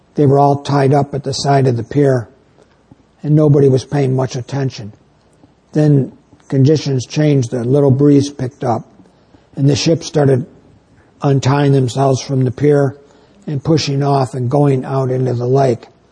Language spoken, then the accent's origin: English; New York, United States; now in northern Illinois, United States; I come from New York State